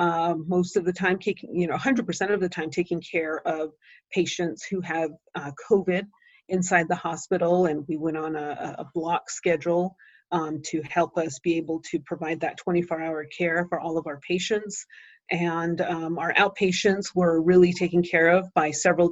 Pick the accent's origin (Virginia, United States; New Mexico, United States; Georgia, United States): New Mexico, United States; Shiprock; also born or lived in Black Rock, Arizona; I grew up in Shiprock, New Mexico